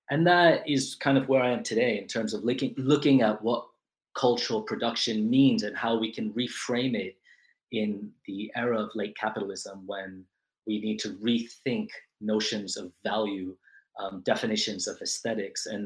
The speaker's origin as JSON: {"language": "English", "town": "New York City", "region": "New York", "country": "United States", "tie": "born or raised there", "also_born_or_lived": "Chile", "said": "I was born in New York City to parents who emigrated from Chile"}